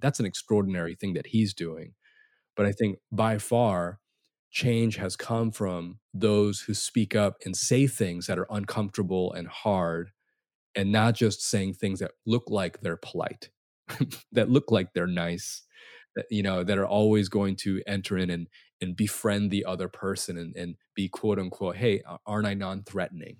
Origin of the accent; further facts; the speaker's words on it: United States; Asian Americans